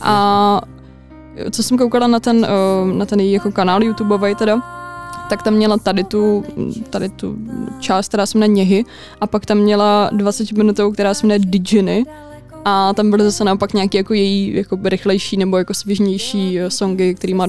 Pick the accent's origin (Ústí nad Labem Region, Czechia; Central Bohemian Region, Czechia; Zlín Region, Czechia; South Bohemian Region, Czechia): Ústí nad Labem Region, Czechia; Litvínov; u nás v Litvínově